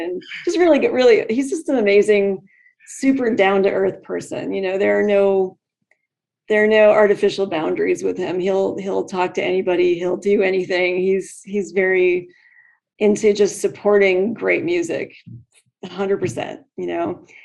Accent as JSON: {"language": "English", "town": "Lake Zurich", "region": "Illinois", "country": "United States", "tie": "born or raised there", "also_born_or_lived": "Michigan", "moved": "as an adult", "lives_now": "Phoenix, United States", "said": "I grew up in Chicago, um, in the outskirts of Chicago, in a in a, a little little suburb called Lake Zurich"}